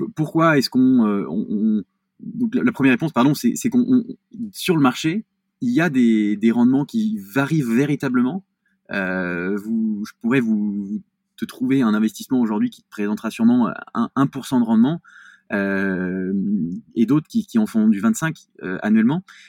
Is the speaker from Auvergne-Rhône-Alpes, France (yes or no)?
yes; Lyon, Auvergne-Rhône-Alpes, France; je suis, lyonnais